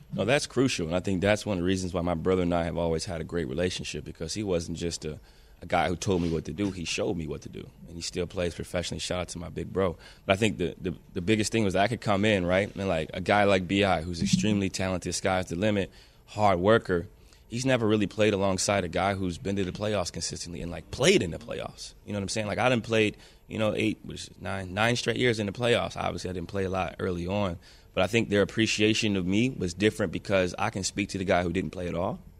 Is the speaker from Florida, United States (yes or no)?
no; Ohio, United States; I'm from Ohio, so I played football, you know, most most of my life